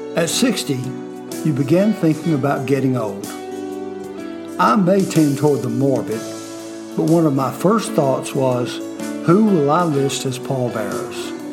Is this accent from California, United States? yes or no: no; Fort Mill, South Carolina, United States